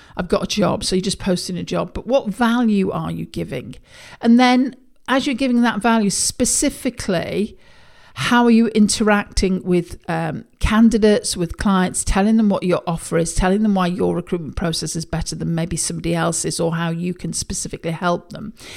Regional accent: United Kingdom; I'm a Brit

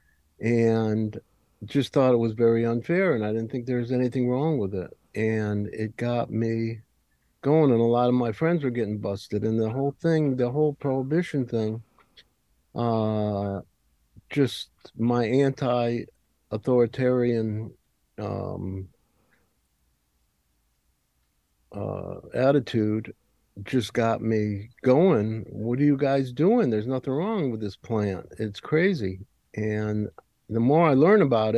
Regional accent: Hartford, Connecticut, United States; I grew up in Hartford

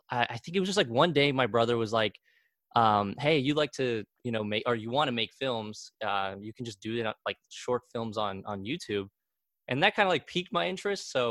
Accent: Argentina; now in Wichita, United States; away from where I am originally from Argentina, I always my whole life I thought, you know, that's home and Wichita's kind of like the the side

